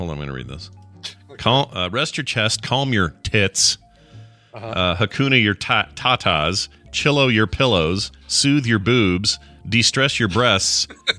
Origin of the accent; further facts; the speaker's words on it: Canada; all a boot since I'm Canadian.